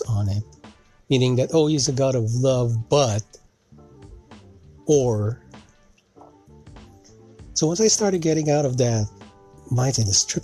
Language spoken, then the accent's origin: English; Philippines; also born or lived in Canada; now in United States; growing up in the Philippines, living in Canada, and now living here in the U.S.